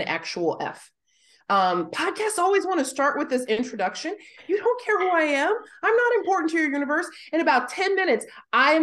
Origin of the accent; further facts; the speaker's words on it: United States; now in Australia; I'm an American currently living in Australia